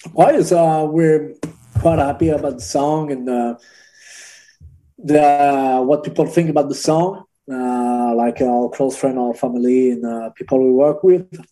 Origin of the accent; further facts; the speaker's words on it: Angers, Pays de la Loire, France; Angers. It's uh, close to Paris. So it's like two hours from Paris